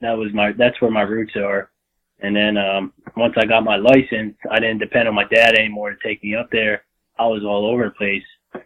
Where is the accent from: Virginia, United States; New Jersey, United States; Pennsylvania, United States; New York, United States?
Pennsylvania, United States; Like I said, I grew up here in South Central Pennsylvania. I moved up here when I was 10 years old, and I've kind of been hunting ever since.